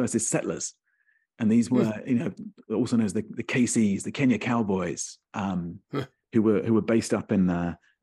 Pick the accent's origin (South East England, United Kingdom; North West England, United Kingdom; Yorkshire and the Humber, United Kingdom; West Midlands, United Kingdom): South East England, United Kingdom; Kent; I grew up in Kent.